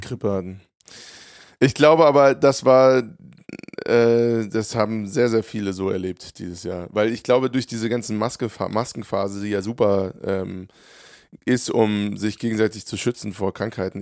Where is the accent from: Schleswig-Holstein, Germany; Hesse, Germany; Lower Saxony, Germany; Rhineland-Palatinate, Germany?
Hesse, Germany; Hofheim am Taunus; meiner Heimat